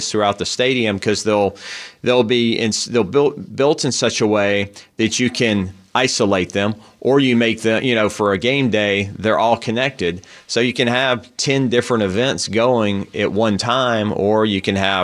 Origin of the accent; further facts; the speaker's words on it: the South, United States; now in San Diego, United States; I'm from the South